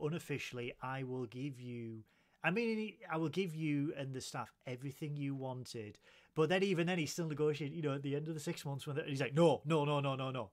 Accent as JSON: {"language": "English", "town": "Middlesbrough", "region": "North East England", "country": "United Kingdom", "said": "I'm a duck from Middlesbrough"}